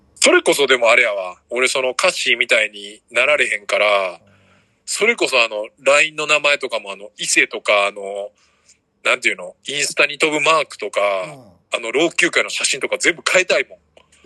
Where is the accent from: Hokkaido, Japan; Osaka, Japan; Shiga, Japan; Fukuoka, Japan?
Osaka, Japan; 大阪からで